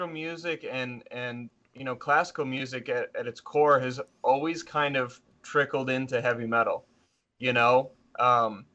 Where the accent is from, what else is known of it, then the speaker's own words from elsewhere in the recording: Lansing, Michigan, United States; we're from Lansing, Michigan, which is to most people surprising to learn that that's the capital of Michigan and not Detroit